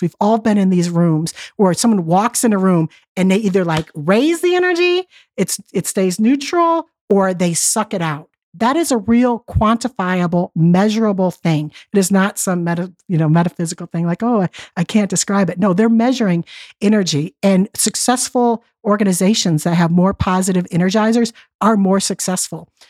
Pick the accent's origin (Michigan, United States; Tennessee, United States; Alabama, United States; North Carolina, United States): Michigan, United States; Detroit; I grew up in Detroit, and my father was laid off from the plants